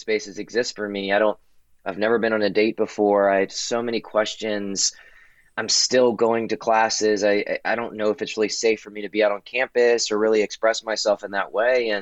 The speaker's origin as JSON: {"language": "English", "town": "Baton Rouge", "region": "Louisiana", "country": "United States", "tie": "born or raised there", "moved": "yes", "lives_now": "Washington, D.C., United States", "said": "But I'm originally from Baton Rouge, Louisiana. I currently live in Washington, D.C., but my whole upbringing was in the Deep South"}